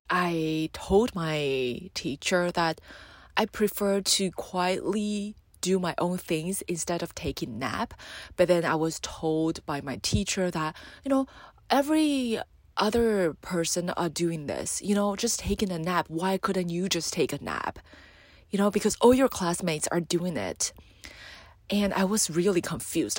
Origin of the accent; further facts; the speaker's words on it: Taiwan; I'm from Taiwan, and though I love my country